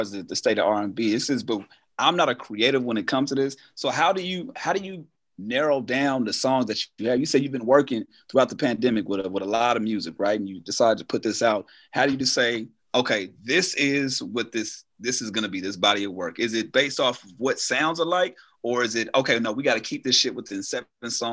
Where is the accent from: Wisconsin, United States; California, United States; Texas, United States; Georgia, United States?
California, United States; Carson; we grew up in Carson